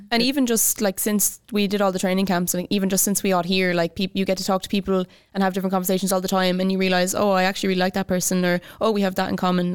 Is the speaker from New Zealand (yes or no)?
no; Limerick, Munster, Ireland; now in Kilkenny, Ireland; I'm a second lieutenant based in Kilkenny. I'm from Limerick